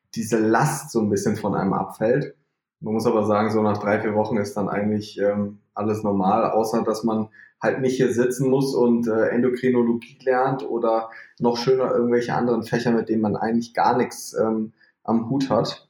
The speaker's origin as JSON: {"language": "German", "region": "North Rhine-Westphalia", "country": "Germany", "also_born_or_lived": "Leipzig / Magdeburg", "said": "Ich komme aus NRW, ich wohne in Bonn"}